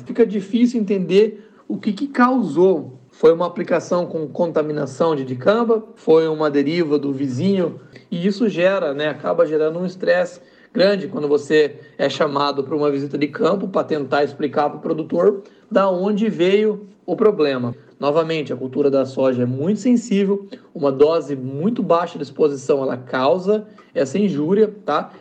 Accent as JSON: {"language": "Portuguese", "country": "Brazil", "moved": "as an adult", "lives_now": "United States", "said": "E como brasileiro, cientista aqui nos Estados Unidos"}